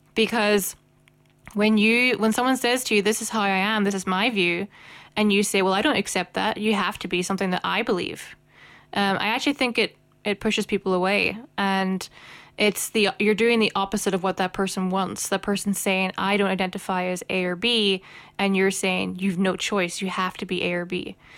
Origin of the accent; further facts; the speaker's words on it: Northern Ireland, United Kingdom; I have come out as one of the others in Northern Ireland.